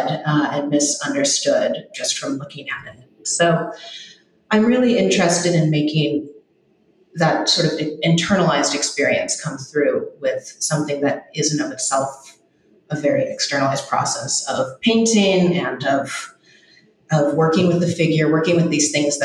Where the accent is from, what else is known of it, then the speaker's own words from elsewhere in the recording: Los Angeles, California, United States; I grew up